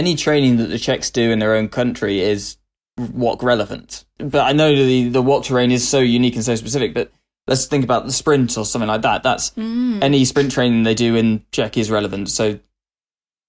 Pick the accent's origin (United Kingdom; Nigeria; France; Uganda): United Kingdom; West Midlands; I was a West Mids boy through and through